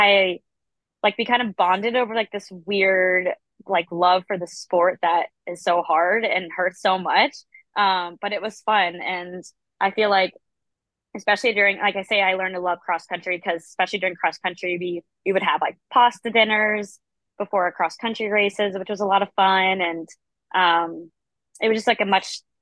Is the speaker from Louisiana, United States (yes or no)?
no; Orlando, Florida, United States; I grew up in Central Florida in Orlando.